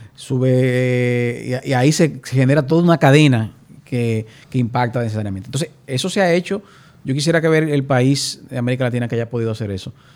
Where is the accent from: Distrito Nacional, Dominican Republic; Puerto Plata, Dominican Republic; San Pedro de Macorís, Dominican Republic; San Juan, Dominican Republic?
Puerto Plata, Dominican Republic; mi ciudad natal, que es Puerto Plata